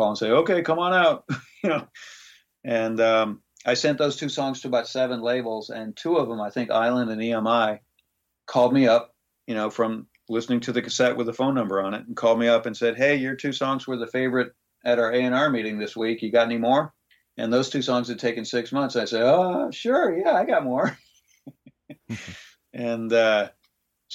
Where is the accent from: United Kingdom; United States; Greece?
Greece; moved away; my time of growing up in Greece.